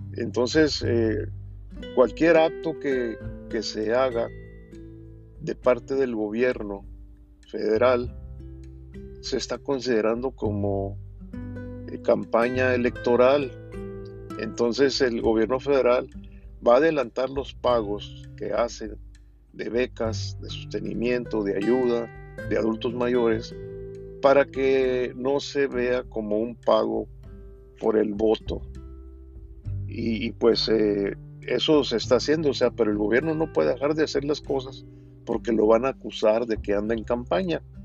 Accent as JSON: {"language": "Spanish", "country": "Mexico", "said": "todos somos mexicanos"}